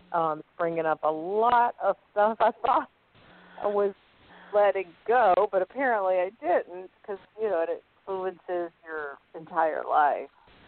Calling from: Louisiana, United States

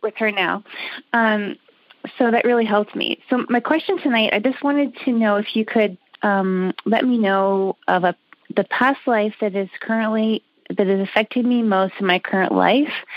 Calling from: Canada; I'm calling from Canada

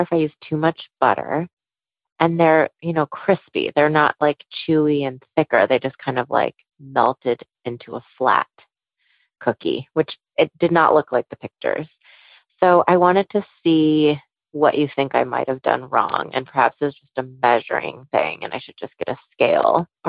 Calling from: San Rafael, California, United States; I'm calling from San Rafael in Marin County up in Northern California.

